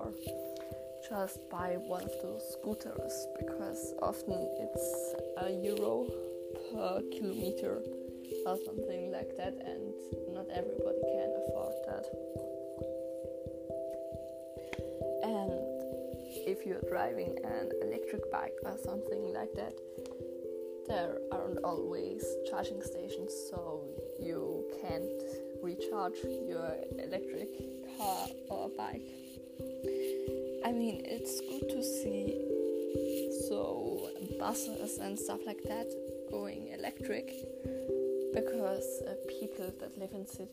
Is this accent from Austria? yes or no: yes; Austria; first language German; English is a second language; my first language is actually German, because I am from Austria